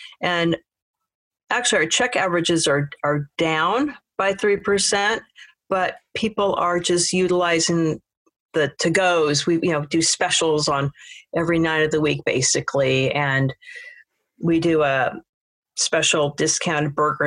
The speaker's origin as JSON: {"language": "English", "town": "Seattle", "region": "Washington", "country": "United States", "also_born_or_lived": "Paris, France", "moved": "yes", "said": "I'm from Seattle, Washington"}